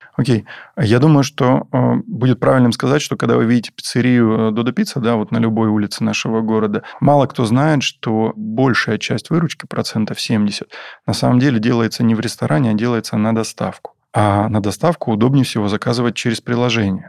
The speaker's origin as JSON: {"language": "Russian", "town": "Taganrog", "region": "Rostov Oblast", "country": "Russia", "tie": "born or raised there", "said": "в Таганроге, в моем родном городе"}